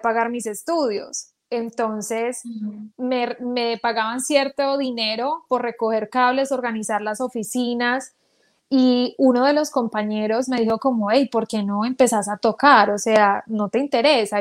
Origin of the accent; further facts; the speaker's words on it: Manizales, Caldas, Colombia; moved away; yo nací en Manizales Caldas